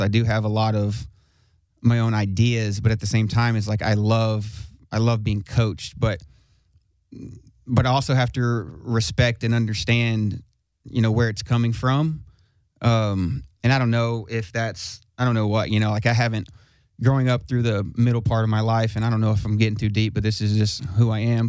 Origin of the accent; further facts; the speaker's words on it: Smyrna, Tennessee, United States; I'm from Smyrna Smyrna Tennessee